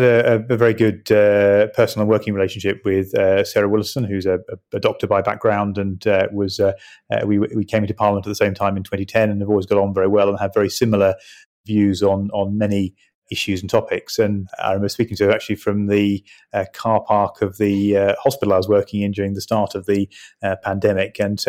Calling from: East of England, United Kingdom; I'm joining you from my constituency home in Suffolk.

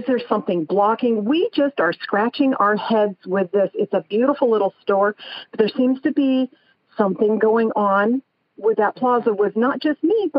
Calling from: San Andreas, California, United States; Oh, I am from San Andreas, California.

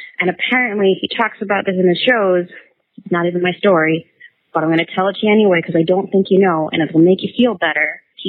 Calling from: New Zealand; I'm actually calling from New Zealand

